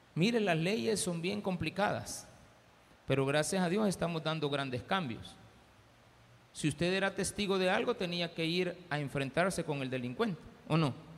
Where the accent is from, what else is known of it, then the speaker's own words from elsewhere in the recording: El Salvador; somos los salvadoreños